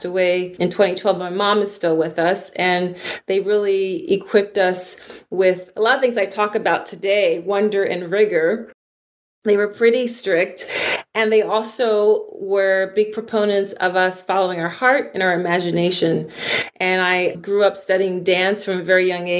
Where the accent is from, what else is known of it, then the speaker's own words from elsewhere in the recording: Philadelphia, Pennsylvania, United States; I grew up in Philly, Philadelphia, on the East Coast of the United States.